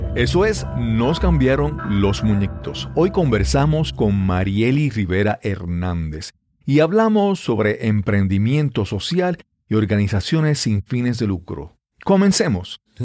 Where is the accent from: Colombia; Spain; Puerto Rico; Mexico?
Puerto Rico; Yabucoa; que siempre recuerdo de mi pueblo. Mi abuela era eh, doña Reina en el pueblo de Yabucoa